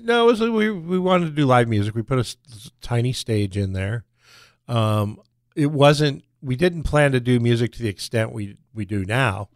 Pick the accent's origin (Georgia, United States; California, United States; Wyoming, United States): California, United States; Barstow; moved away as an adult; also born or lived in Los Angeles, California; now in San Diego, United States; My sisters and I have two sisters. We moved with my mom to Barstow.